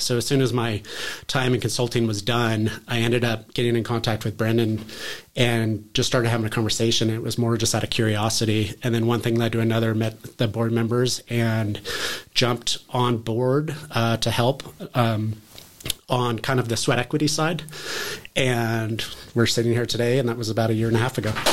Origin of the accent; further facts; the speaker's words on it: near Tahoe, Northern California, United States; also born or lived in Bozeman, Montana; We moved to Northern California up near Tahoe, uh, where I grew up